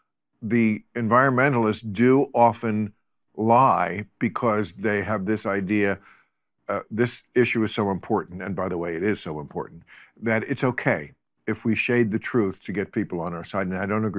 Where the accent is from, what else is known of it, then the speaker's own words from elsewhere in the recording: New Jersey, United States; New Jersey.